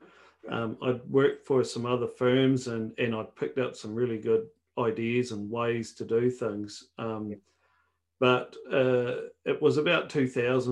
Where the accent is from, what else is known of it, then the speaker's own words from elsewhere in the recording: Tuatapere, Southland, New Zealand; also born or lived in Wanaka, New Zealand / Philippines; I'm from New Zealand. And we got started off a farm, actually, in a small place at the bottom of New Zealand called Tuatapere